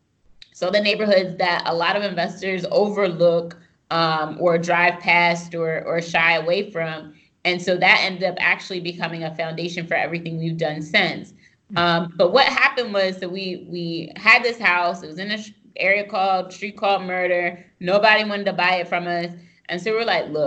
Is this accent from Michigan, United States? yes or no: no; Pennsylvania, United States; I'm from the sticks in Pennsylvania